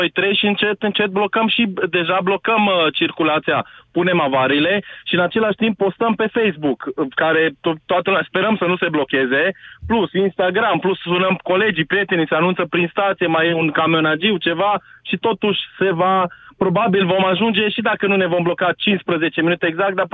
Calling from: Oradea, Bihor County, Romania; sunt din Oradea.

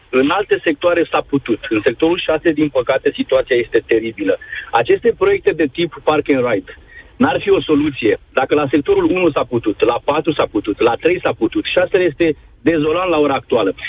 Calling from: Bucharest, Romania; vă sunt din București, locuiesc în sectorul 6, pe strada George Calboreanu

